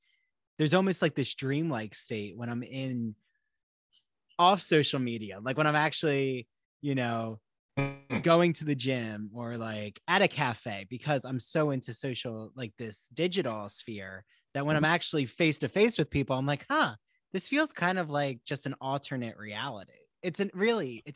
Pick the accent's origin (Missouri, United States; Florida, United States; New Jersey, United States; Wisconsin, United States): New Jersey, United States; growing up in New Jersey.